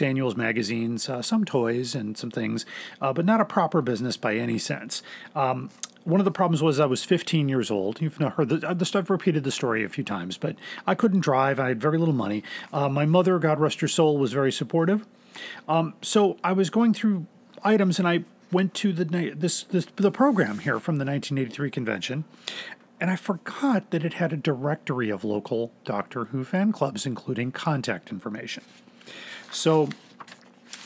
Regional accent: near Des Plaines, Illinois, United States; I grew up very close to Des Plaines, Illinois

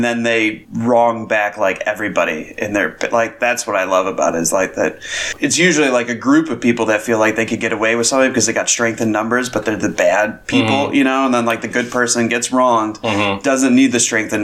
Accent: Cleveland, Ohio, United States; growing up in Cleveland

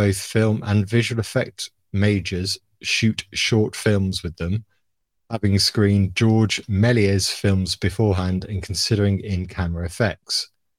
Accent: Philadelphia, Pennsylvania, United States; which was shot in my hometown of Philadelphia, based on the script for La Jetty.

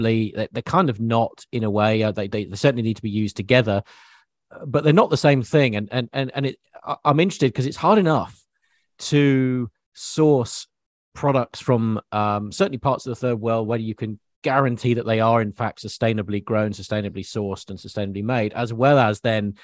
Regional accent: England, United Kingdom; growing up in England as I did

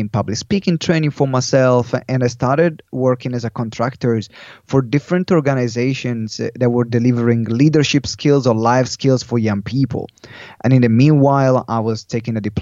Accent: Italy; English is a second language; moved away as an adult; also born or lived in London; someone saw me in Italy

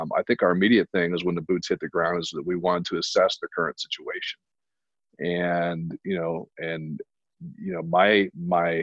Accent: Indiana, United States; moved away as an adult; now in Arizona, United States; I'm from Indiana. I was born and raised in Indiana

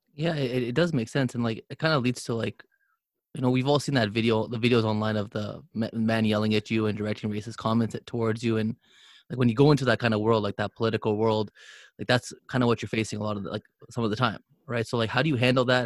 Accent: Canada; first language English; I was born in Canada.

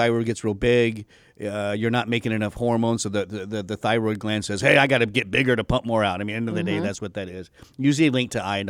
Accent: Texas, United States; Oh, I'm from Texas. Yes. Yeah. I hide my accent.

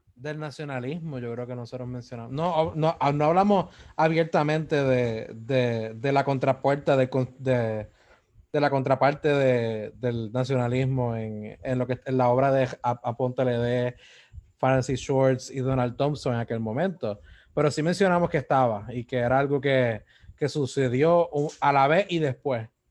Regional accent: Puerto Rico; Como puertorriqueños

